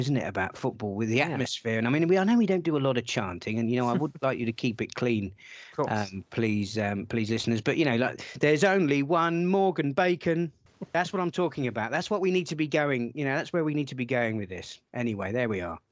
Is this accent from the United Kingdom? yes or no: yes; Portsmouth, South East England, United Kingdom; moved away; I am from Portsmouth. I spent my adolescence watching Pompey.